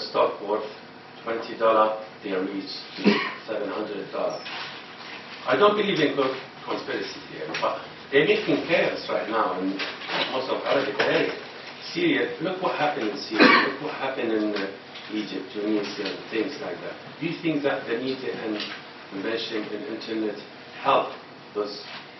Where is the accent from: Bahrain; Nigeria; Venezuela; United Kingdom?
Bahrain; I'm originally from Bahrain. It's Bahrain, but I'm born here.